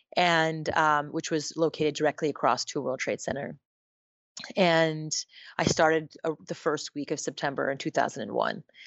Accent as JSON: {"language": "English", "town": "Montreal", "region": "Quebec", "country": "Canada", "tie": "born or raised there", "said": "I was born and raised in Montreal, Canada, to a Japanese mother and an Indian father from India"}